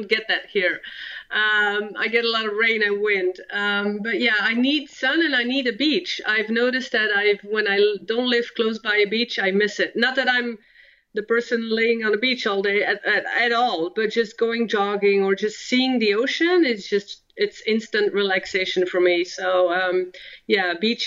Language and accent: English; Belgium; first language Dutch and French; English is a second language; moved away as an adult; I was born and raised in Belgium